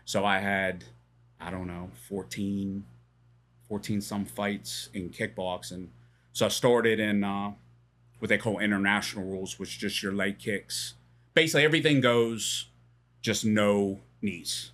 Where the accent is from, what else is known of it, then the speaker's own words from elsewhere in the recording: Pittsburgh, Pennsylvania, United States; moved away as an adult; now in Bedford, United States; So I grew up in Pittsburgh.